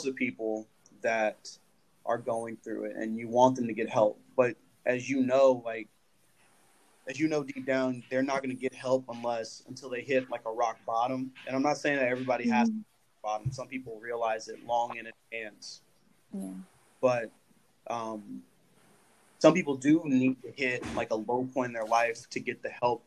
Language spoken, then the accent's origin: English; Los Angeles, California, United States; I was born and raised in Los Angeles, and my family's from Oklahoma